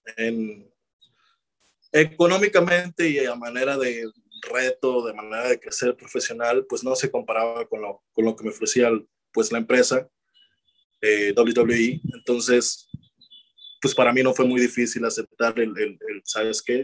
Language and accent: Spanish; Ciudad Obregón, Sonora, Mexico; moved away; estoy en, Obregón, Sonora, ahora mismo con mi familia, eh, disfrutando el poder reconectar con mi familia y regresar a mi tierra